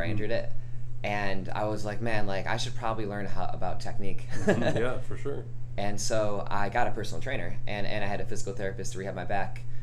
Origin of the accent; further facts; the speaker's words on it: Rochester, New York, United States; now in Sandy Springs, United States; I'm a personal trainer here in Sandy Springs. I've been here for about two years. I came from Rochester, New York, upstate New York.